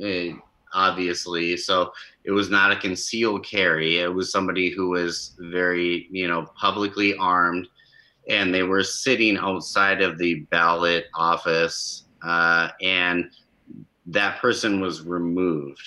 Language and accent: English; Minnesota, United States; my hometown, which is about 3,000 people